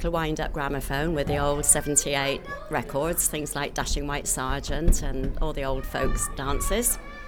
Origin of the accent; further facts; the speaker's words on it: Bristol, South West England, United Kingdom; I grew up in Bristol, where my parents moved at the end of the war.